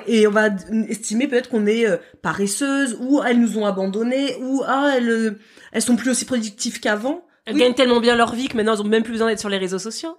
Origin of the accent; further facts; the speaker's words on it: France; chez nous en France euh, métropolitaine